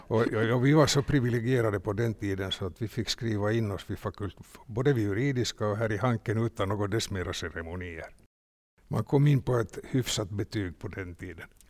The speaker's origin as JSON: {"language": "Swedish", "country": "Finland", "said": "Vi var två från Finland"}